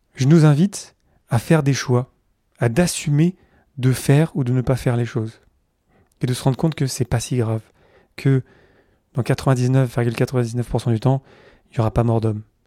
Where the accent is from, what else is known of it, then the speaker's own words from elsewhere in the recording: Carpentras, Provence-Alpes-Côte d'Azur, France; je suis de là-bas, à côté du, Mont Ventoux, dans le sud-est de la France. Euh, je suis né à Carpentras, à côté d'Avignon